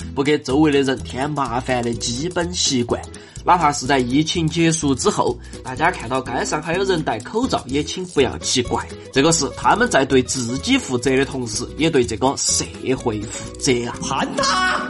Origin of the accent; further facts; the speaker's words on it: China; 我们中国人